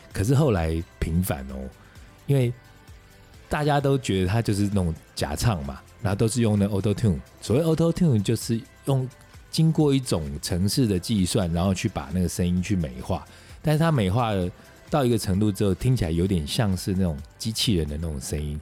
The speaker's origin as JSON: {"language": "Chinese", "country": "Taiwan", "tie": "born or raised there", "said": "我们在台湾成长的人"}